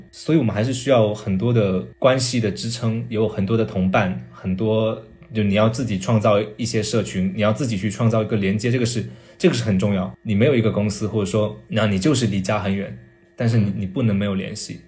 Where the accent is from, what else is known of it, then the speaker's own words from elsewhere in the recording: Chaozhou, Guangdong, China; moved away as an adult; now in Beijing, China; 那个是我第一次了解潮汕文化。 对， 在那之前，就如你跟我刚才所说，我在那个城市里面长大，我没有接受过这一套文化礼俗